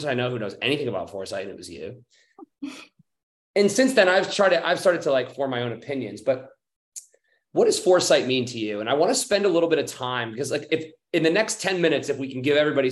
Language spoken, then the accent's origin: English; United States; I'm American, as about as American as they come